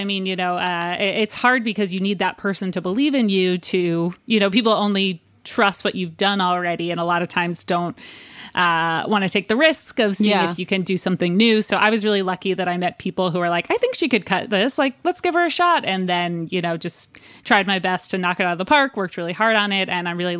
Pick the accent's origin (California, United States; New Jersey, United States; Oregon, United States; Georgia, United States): New Jersey, United States; We're both from New Jersey, both come from religious families.